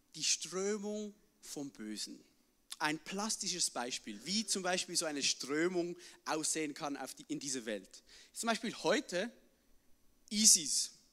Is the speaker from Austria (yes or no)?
no; Switzerland; bei uns in der Schweiz muss man immer übersetzen